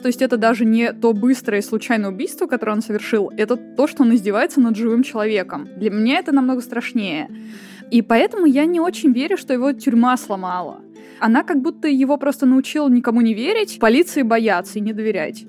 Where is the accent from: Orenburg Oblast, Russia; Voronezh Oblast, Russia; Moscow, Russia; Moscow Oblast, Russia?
Voronezh Oblast, Russia; Voronezh; moved away; Я из Воронежа, вообще оригинали, так сказать, и я, конечно, туда время от времени приезжаю